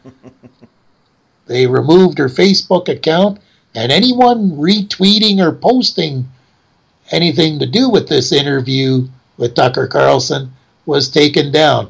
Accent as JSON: {"language": "English", "country": "Canada", "said": "we're Canadian in citizenship"}